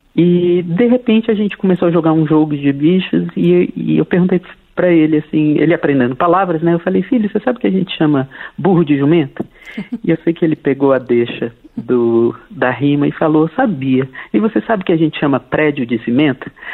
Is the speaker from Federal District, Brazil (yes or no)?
yes; Brasília, Federal District, Brazil; sou brasiliense